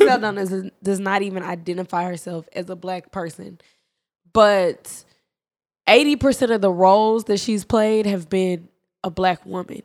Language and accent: English; Dallas, Texas, United States; also born or lived in Prairie View / Atlanta; I'm from Dallas, whatever, and then I went to Prairie View